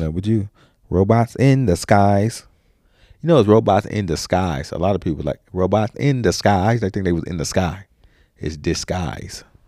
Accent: United States; I'm American

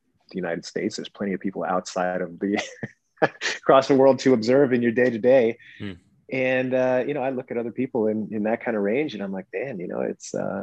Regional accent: British Columbia, Canada; I grew up in Western Canada in British Columbia

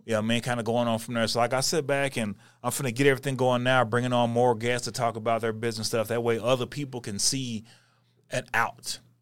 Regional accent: North Texas, United States; I'm from North Texas

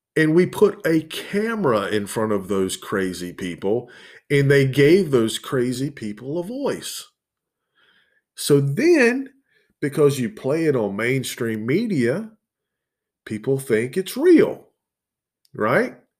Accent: the South, United States; accent: southern; my southern accent's pretty predominant in it

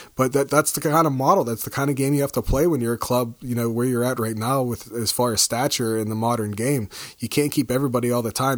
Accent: United States; being an American

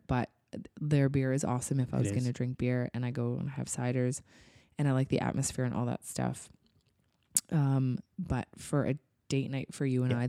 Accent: Canada; We are from Canada

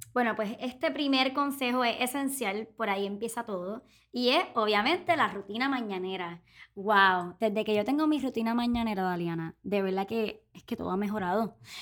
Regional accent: Puerto Rico; boricua, tripera

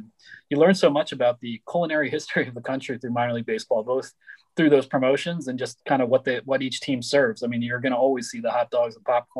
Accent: Philadelphia, Pennsylvania, United States; growing up in Philadelphia

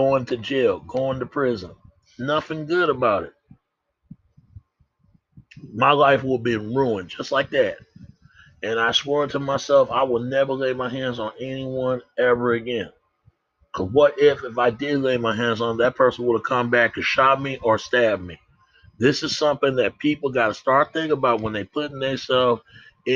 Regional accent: Dallas, Texas, United States; I come from Oak Cliff. I was raised in Holland Hills

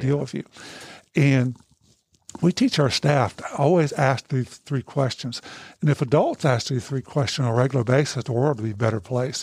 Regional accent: United States; when I was growing up in Hancock County, my family was a bunch of boozers

